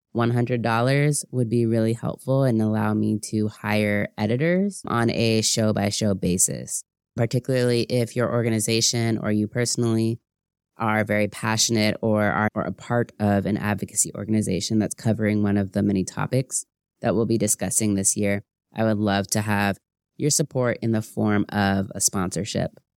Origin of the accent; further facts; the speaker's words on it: Seattle, Washington, United States; being a Black American growing up in Seattle, Washington